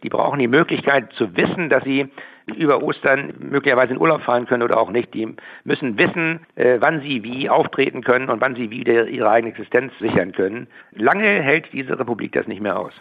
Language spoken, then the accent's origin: German; Schleswig-Holstein, Germany; bei uns in Schleswig-Holstein